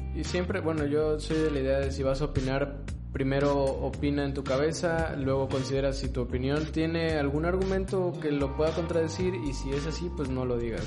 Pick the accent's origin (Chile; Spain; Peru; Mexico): Mexico; como mexicano